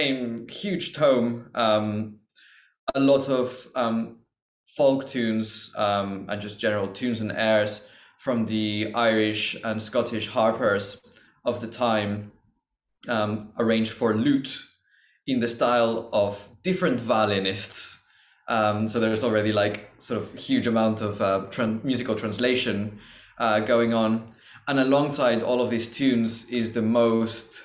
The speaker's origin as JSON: {"language": "English", "country": "Mexico", "moved": "yes", "lives_now": "London, United Kingdom", "said": "I'm originally from Mexico"}